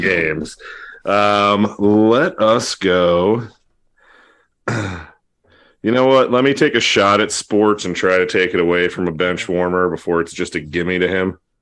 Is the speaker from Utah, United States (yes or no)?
no; New Jersey, United States; I'm from New Jersey.